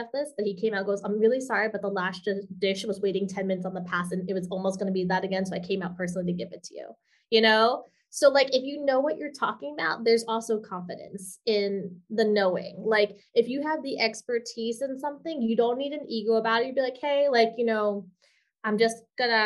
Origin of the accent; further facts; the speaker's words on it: New York City, New York, United States; moved away as an adult; also born or lived in Milan, Italy; now in Hawaii, United States; I'm a New Yorker too